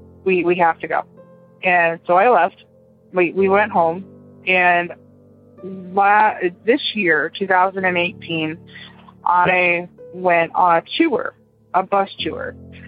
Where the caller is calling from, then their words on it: Brevard County, Florida, United States; I'm calling from Brevard County, Florida.